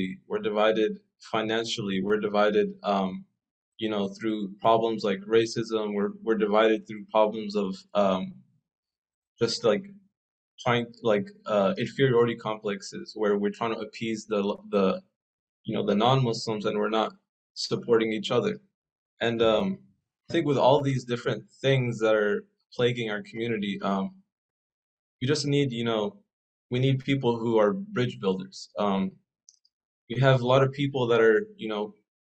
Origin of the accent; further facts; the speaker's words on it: Dallas, Texas, United States; moved away as an adult; I was born here in Dallas, Texas